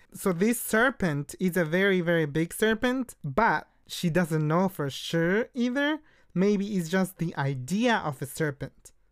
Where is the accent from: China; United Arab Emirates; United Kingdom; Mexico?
Mexico; Oaxaca; moved away; we are from Oaxaca.